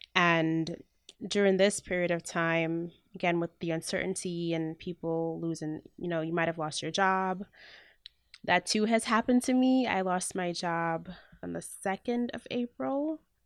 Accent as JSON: {"language": "English", "country": "Jamaica", "moved": "yes", "lives_now": "United States", "said": "I'm Jamaican"}